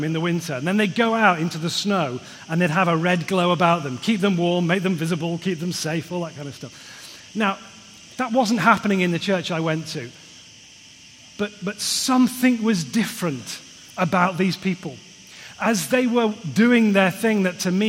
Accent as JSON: {"language": "English", "town": "Liverpool", "region": "North West England", "country": "United Kingdom", "moved": "yes", "said": "I'm a Scouser originally"}